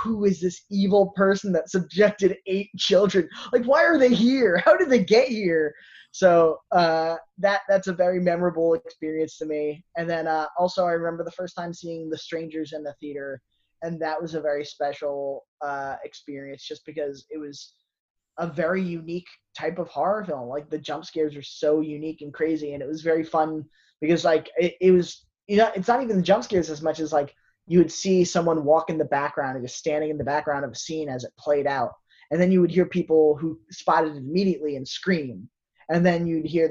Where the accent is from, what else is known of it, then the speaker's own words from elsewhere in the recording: United States; now in New Jersey, United States; there was a drive-in theater in Warwick, New York that I had grown up with. It was like 20 minutes from my hometown